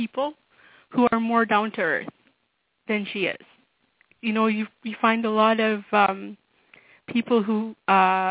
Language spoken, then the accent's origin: English; Sault Ste. Marie, Ontario, Canada; I'm from Sault Ste. Marie, Ontario, Canada.